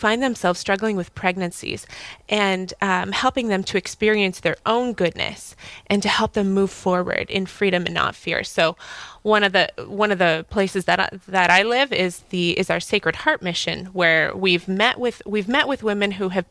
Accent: Fargo, North Dakota, United States; moved away as an adult; also born or lived in Moorhead, Minnesota / Manhattan, New York; now in New York, United States; I'm originally from Fargo. I grew up here.

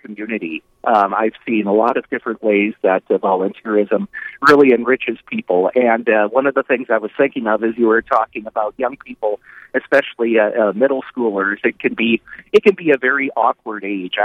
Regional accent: Napoleon, United States; the community that I grew up in Napoleon

